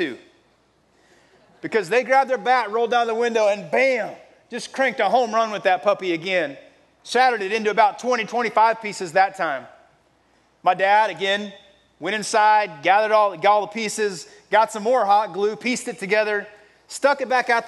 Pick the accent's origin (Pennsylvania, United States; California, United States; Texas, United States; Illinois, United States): Texas, United States; I grew up in Texas